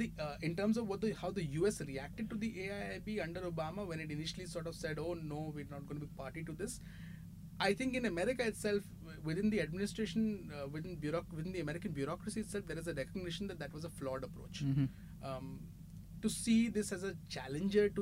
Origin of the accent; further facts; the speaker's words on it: India; As an Indian